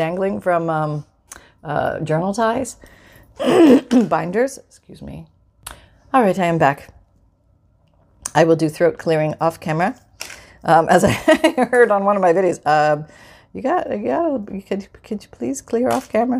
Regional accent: Canada; I'm from Canada

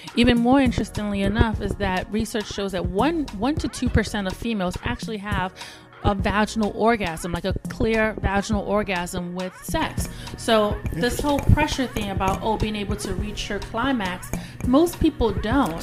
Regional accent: Nigeria; also born or lived in Richmond, Virginia, United States; now in Houston, United States; I am originally from Nigeria, but I lived in Richmond, Virginia. I just moved to Texas, Houston, Texas, two years ago

